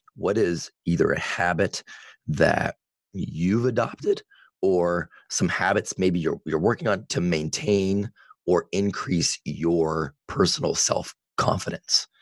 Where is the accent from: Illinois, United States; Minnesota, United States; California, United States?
California, United States; Vacaville; in Vacaville, and that's where I grew up and have a lot of my roots